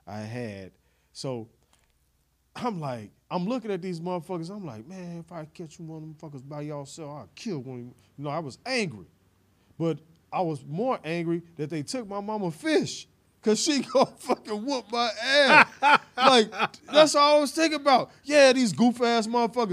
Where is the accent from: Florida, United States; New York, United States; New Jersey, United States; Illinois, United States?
Illinois, United States; Chicago; also born or lived in Little Rock, Arkansas; we moved to Chicago in like 87